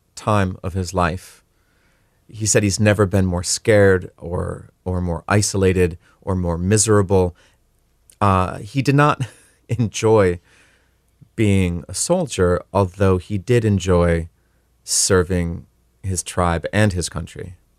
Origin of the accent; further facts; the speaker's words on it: Leech Lake Reservation, Minnesota, United States; I'm Ojibwe. I grew up on the Leech Lake Reservation